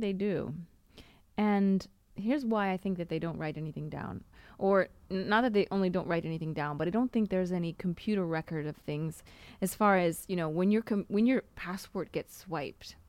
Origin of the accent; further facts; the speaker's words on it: Seattle, Washington, United States; moved away as an adult; now in Italy; I'm from Seattle